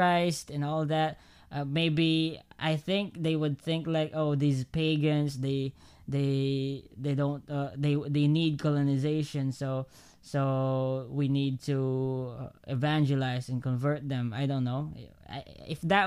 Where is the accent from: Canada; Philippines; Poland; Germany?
Philippines; as a Filipino